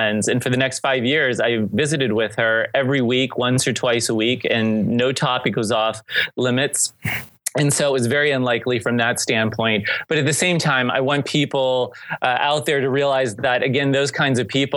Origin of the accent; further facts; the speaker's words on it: St. Marys, Pennsylvania, United States; moved away as an adult; we happen in our hometown of St. Mary's, Pennsylvania, to have the oldest Benedictine convent in the country